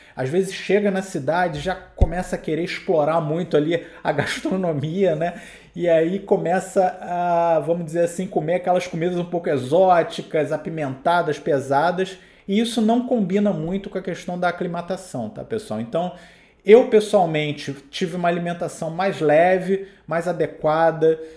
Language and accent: Portuguese; Rio de Janeiro, Brazil; sou do Rio de Janeiro, eu tô aqui literalmente no nível do mar